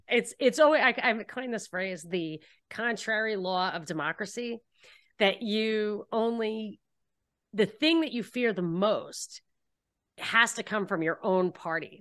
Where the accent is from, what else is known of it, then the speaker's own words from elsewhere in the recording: New York, United States; moved away as an adult; also born or lived in Texas; I grew up in New York